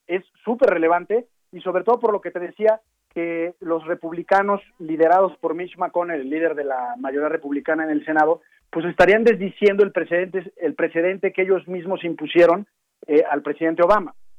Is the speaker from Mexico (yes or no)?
yes; Mexico; nosotros como mexicanos